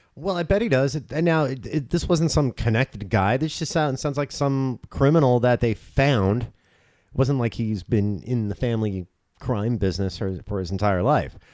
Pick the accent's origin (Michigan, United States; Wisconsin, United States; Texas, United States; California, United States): California, United States; Orange County; grew up in Orange County